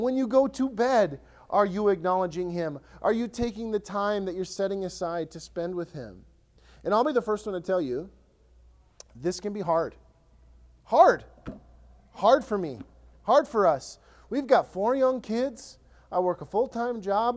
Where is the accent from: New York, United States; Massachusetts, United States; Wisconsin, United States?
Wisconsin, United States; Ellsworth; now in Lakeland, United States; My hometown, Ellsworth, small town